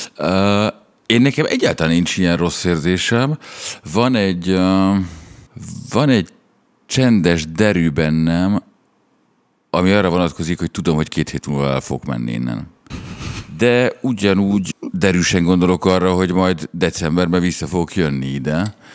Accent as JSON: {"language": "Hungarian", "region": "Budapest", "country": "Hungary", "tie": "born or raised there", "said": "a csajom mamája az ugyanabban az utcában lakik, mint ahol én fölnőttem"}